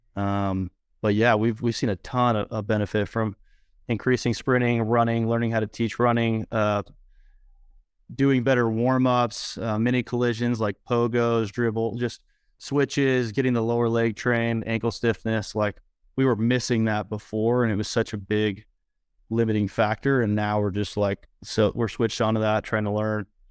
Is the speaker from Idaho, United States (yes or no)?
yes; Idaho, United States; finally moved back to my hometown in Idaho